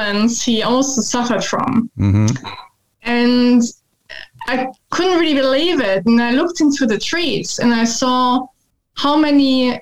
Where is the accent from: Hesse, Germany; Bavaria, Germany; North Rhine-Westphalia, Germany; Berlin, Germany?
Bavaria, Germany; Munich; moved away as an adult; now in Ipswich, Australia; I grew up in Munich in the south of Germany.